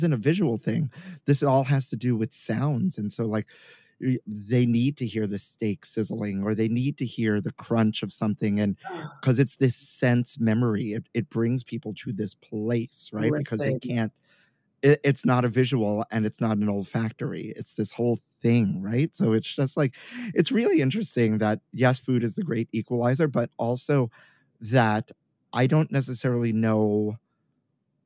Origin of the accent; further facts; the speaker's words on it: New York City, New York, United States; growing up in Sunset Park, Brooklyn